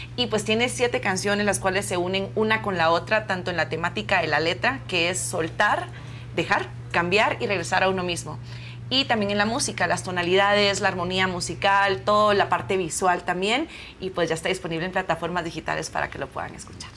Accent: Guatemala; also born or lived in Argentina; vengo desde Guatemala, soy cantante y compositora y pues me encuentro aquí en México promocionando mi música original

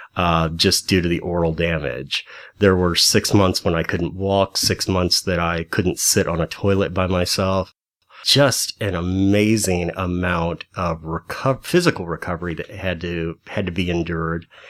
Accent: High Hill, Missouri, United States; also born or lived in St. Louis, Missouri; my hometown is a little wide spot in the road called High Hill, Missouri, about an hour outside of Saint Louis

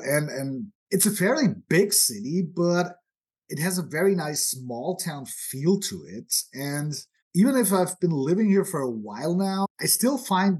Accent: Austria; moved away as an adult; also born or lived in United States / United Kingdom; now in Odessa, Ukraine; I was born and bred in Austria, and I had a career there as a reporter and then as the founder and the publisher of a monthly. But I actually spent most of my adult life in the U.S.

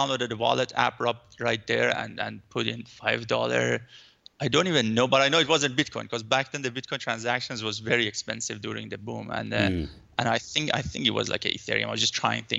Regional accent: Iran; now in Vancouver, Canada; I'm living in Vancouver, but I'm originally from Iran.

